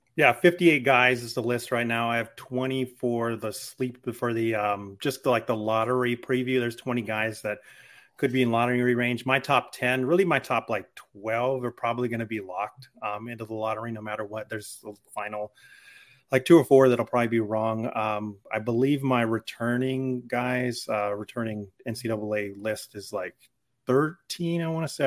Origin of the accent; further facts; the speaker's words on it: Albuquerque, New Mexico, United States; moved away; I grew up in Albuquerque, New Mexico